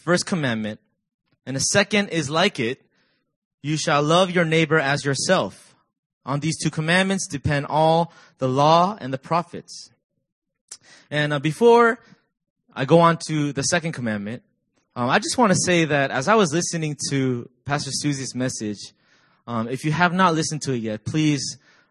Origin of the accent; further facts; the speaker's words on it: Virginia, United States; now in South Korea; I'm from Virginia, and I serve as the discipleship pastor